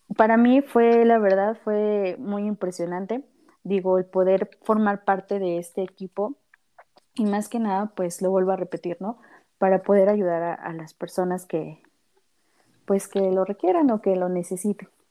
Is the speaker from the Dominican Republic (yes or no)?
no; Mexico City, Mexico; yo soy de aquí, de la Ciudad de México